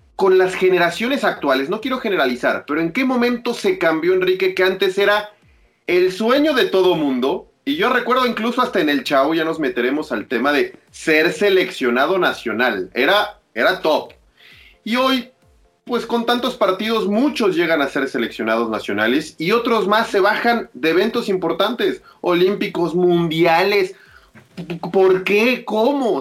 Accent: Mexico; como mexicano

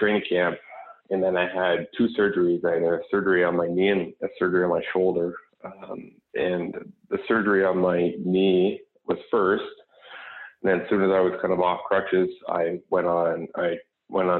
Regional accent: Canada; Growing up in Canada, it was, the hockey mecca

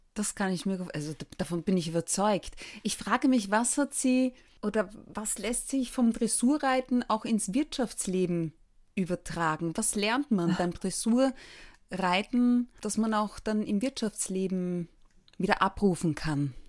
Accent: Austria; Bei uns in Österreich

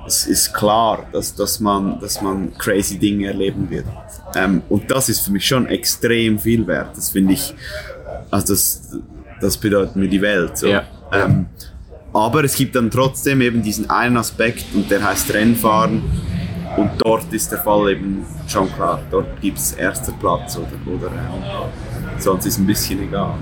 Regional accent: Switzerland; das ist eine Stadt, fünf, fünf Minuten von meiner Heimatstadt

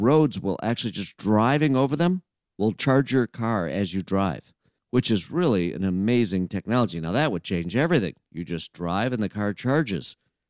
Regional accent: Flint, Michigan, United States; I'm from Flint.

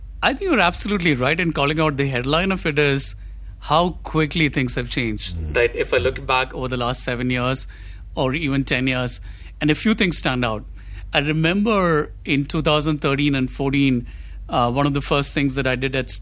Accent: Kochi, Kerala, India; I grew up in Cochin, and I grew up on Malayalam cinema

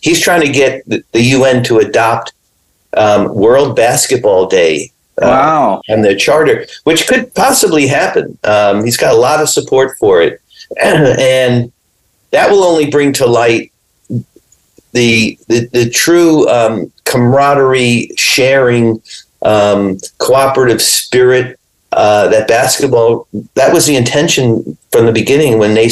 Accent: New York, United States; I grew up in New York. I used to, you know, play playground basketball.

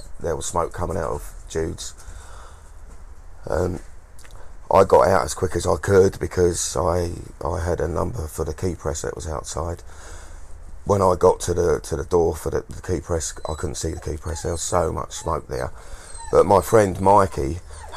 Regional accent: Maidstone, South East England, United Kingdom; I was born in Maidstone. I was born in this town

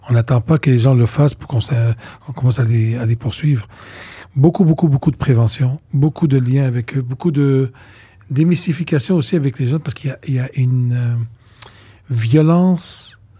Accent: Côte d’Ivoire; also born or lived in Lebanon; moi je viens de la Côte d'Ivoire, d'Afrique et du Liban

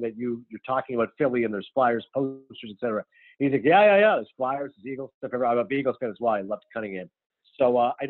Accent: Kingston, Ontario, Canada; moved away as an adult; also born or lived in Toronto; now in New Jersey, United States; I was born in Toronto. I did grow up in Kingston a few hours away

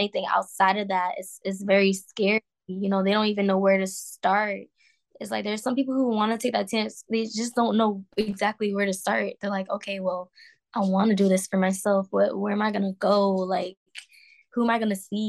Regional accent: Providence, Rhode Island, United States; moved away; also born or lived in Atlanta / California; I was born in Providence, Rhode Island

